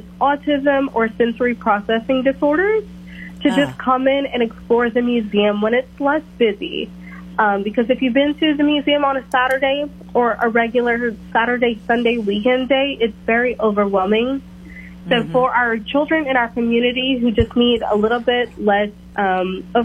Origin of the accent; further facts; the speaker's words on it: Lafayette, Louisiana, United States; I grew up here in Lafayette, Louisiana my whole life, near downtown, grew up right on Pontiac Point